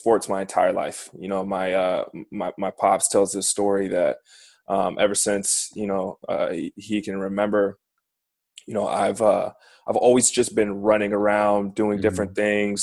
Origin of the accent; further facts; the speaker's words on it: SeaTac, Washington, United States; also born or lived in Issaquah; So I was born and raised in greater Seattle area in a city called SeaTac